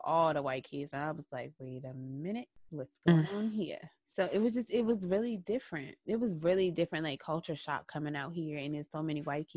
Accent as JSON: {"language": "English", "region": "the South", "country": "United States", "tie": "born or raised there", "said": "growing up in the South"}